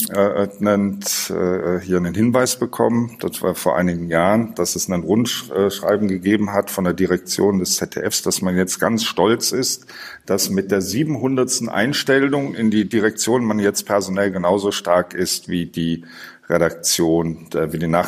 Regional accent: Bingen, Rhineland-Palatinate, Germany; dann komme ich ja aus Bingen, das ist ja, hat's ja selber gesagt, in der Nähe von Mainz.

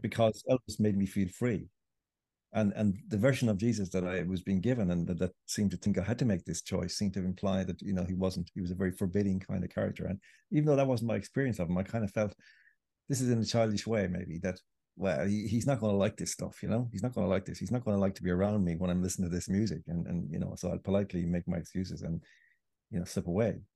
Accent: Ireland; I grew up in Ireland

